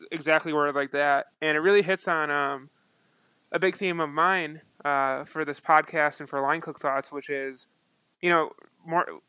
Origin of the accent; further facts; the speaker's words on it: Buffalo, New York, United States; I'm from Buffalo, New York, um, and I spent um, most of my or all of the beginning of my career in Buffalo.